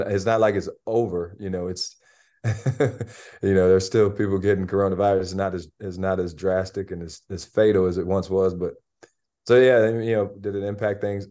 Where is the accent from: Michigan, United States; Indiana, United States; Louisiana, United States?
Michigan, United States; Albion; I grew up in Albion. It's twenty-five minutes away